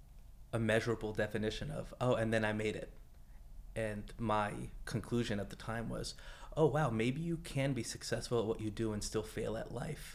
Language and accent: English; Los Angeles, California, United States; I'm from Los Angeles, just over the hill